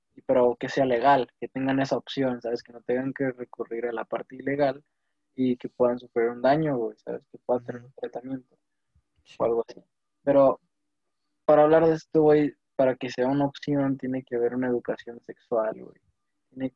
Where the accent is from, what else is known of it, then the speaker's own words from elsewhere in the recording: Mexico; al menos como mexicanos